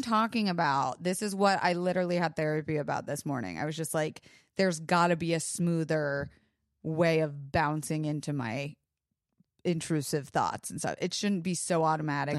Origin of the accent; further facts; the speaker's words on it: Florida, United States; I was raised in Florida